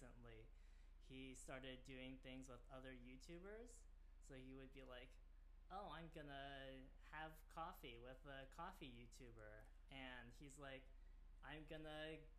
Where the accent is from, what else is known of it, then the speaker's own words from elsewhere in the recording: Cincinnati, Ohio, United States; also born or lived in Purdue, Indiana; I grew up here in Cincinnati